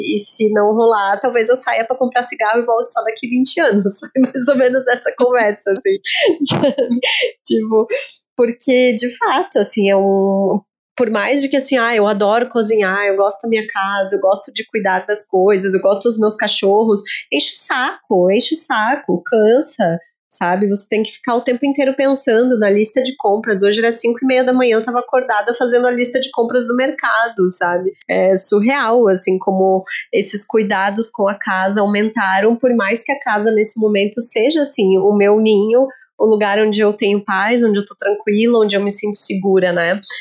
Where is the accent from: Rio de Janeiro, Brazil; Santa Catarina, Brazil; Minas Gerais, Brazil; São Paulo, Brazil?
Santa Catarina, Brazil; nós, eu e Marina, que somos de Santa Catarina